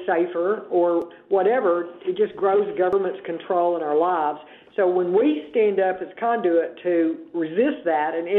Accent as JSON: {"language": "English", "region": "Arkansas", "country": "United States", "said": "Republicans here in Arkansas, we're from the South."}